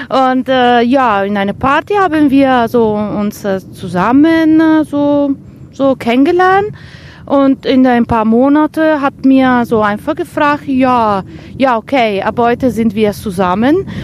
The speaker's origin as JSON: {"language": "German", "town": "Vicenza", "region": "Veneto", "country": "Italy", "lives_now": "Herne, Germany", "said": "Ich komme aus Vicenza und das ist eine so wunderschöne Stadt."}